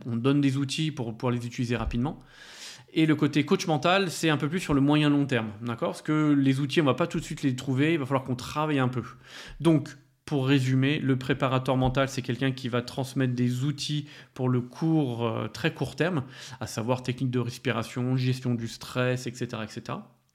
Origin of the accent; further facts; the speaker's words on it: France; je suis français